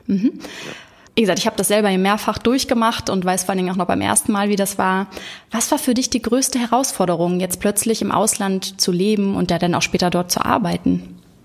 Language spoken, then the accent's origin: German; Hamburg, Germany; Janik wohnt in Hamburg, meiner Heimat